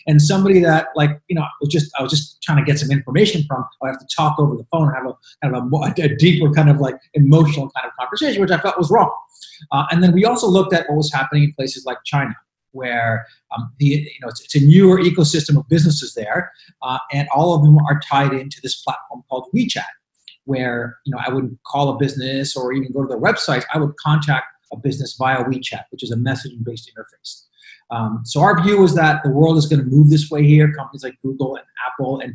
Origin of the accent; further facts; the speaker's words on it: Montreal, Quebec, Canada; also born or lived in New York; now in United States; where we're from, where Lex and I are from, which is Montreal.